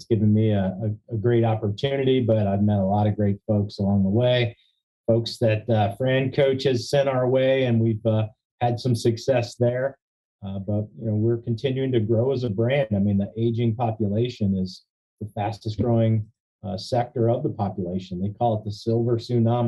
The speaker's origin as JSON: {"language": "English", "town": "Bel Air", "region": "Maryland", "country": "United States", "tie": "born or raised there", "said": "I was living in my hometown of Bel Air, where one of the franchise brands here in Maryland has their headquarters"}